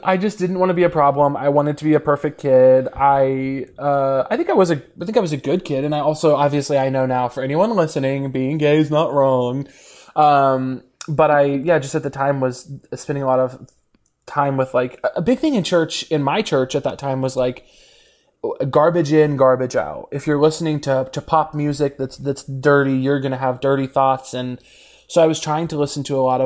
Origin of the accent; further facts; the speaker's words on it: Missouri, United States; moved away as an adult; I grew up in Missouri